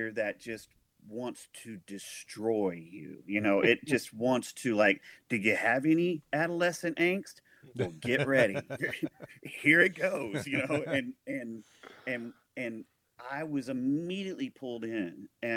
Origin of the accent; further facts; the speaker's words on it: El Dorado, Arkansas, United States; moved away; also born or lived in Nashville, Tennessee; my hometown, El Dorado, Arkansas.